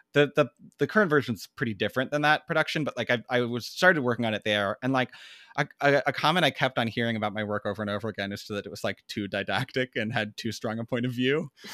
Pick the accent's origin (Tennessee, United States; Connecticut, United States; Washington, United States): Washington, United States; Tacoma; we grew up in Tacoma, Washington, which is a pretty, like, blue collar town